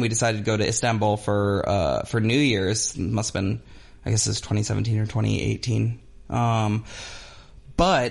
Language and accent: English; United States; moved away; also born or lived in Albania; I'm American